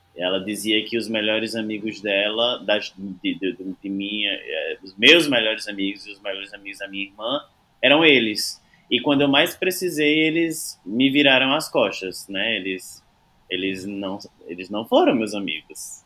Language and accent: Portuguese; Serra Talhada, Pernambuco, Brazil; moved away; also born or lived in Recife; eu sou de Serra Talhada, do interior de Pernambuco, fica a quatrocentos e doze quilômetros da capital